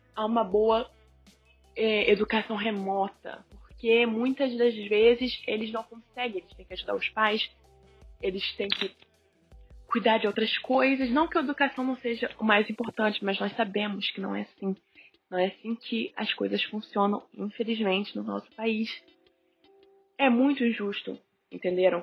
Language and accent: Portuguese; Rio de Janeiro, Brazil; sou carioca